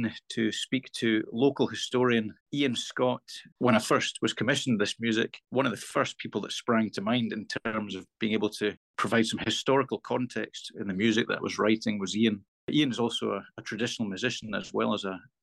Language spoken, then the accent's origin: English; Falkirk, Scotland, United Kingdom; My hometown of Falkirk has a unique central geographical position in Scotland